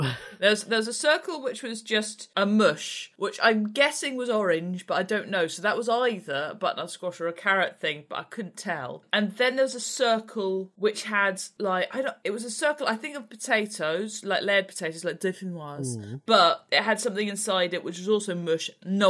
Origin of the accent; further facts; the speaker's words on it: Reading, South East England, United Kingdom; I am a author from Reading. And I live in Reading because of the pun.